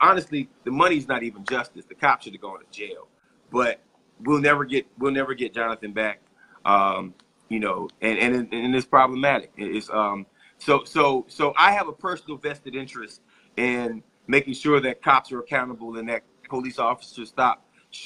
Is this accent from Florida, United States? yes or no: yes; Tallahassee, Florida, United States; my hometown